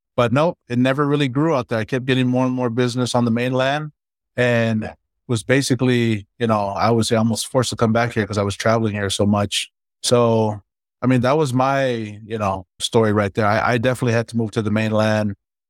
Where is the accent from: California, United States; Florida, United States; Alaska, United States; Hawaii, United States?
Hawaii, United States; moved away as an adult; also born or lived in Los Angeles, United States; now in Orem, United States; I really enjoyed growing up in Hawaii and LA with my family. And when I left home to go to college, I came here to Utah, which is where I live now